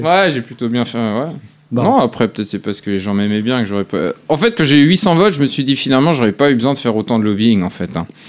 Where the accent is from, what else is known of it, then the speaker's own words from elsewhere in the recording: Alsace, Grand Est, France; je suis pas mm. breton, je suis alsacien